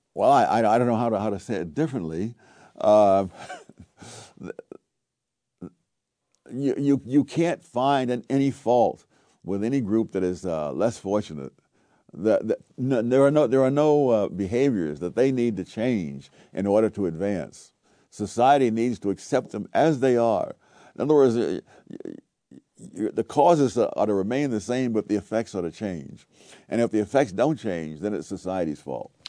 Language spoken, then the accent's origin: English; New York City, New York, United States; I grew up in Harlem in the nineteen forties, nineteen fifties